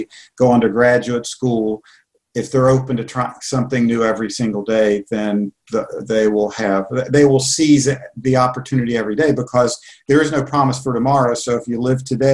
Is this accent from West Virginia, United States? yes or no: yes; Charleston, West Virginia, United States; also born or lived in Columbus, Ohio / Iowa; I'm a West Virginian. I was born in Charleston.